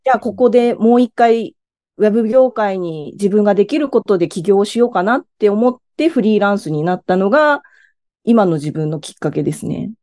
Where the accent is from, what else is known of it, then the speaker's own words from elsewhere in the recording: Miyazaki, Japan; moved away as an adult; now in Tokyo, Japan; 地元が宮崎なんですけど